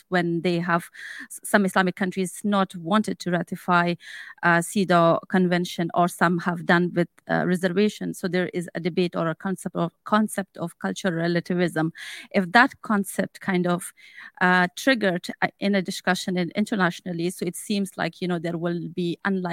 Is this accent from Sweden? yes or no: no; Afghanistan; moved away; I'm also from Afghanistan